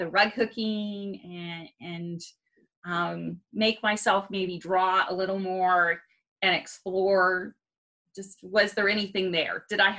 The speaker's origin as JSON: {"language": "English", "region": "Oklahoma", "country": "United States", "tie": "born or raised there", "also_born_or_lived": "Atlanta, Georgia / Montreal", "moved": "yes", "lives_now": "Fort Worth, United States", "said": "we were in Montreal area for, I like to say, 5 winters. And then I grew up in Oklahoma"}